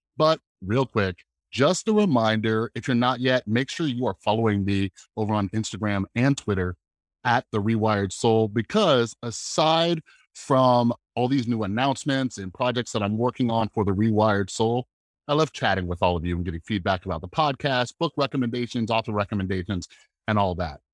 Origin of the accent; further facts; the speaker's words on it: Las Vegas, Nevada, United States; I'm a guy from Las Vegas, Nevada